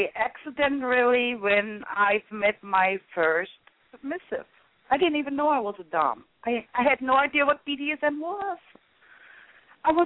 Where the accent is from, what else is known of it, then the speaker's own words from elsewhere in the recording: Offenbach am Main, Hesse, Germany; English is a second language; now in United States; Originally, I'm from Offenbach am Main, Germany, but I've been in the U.S. since, 1988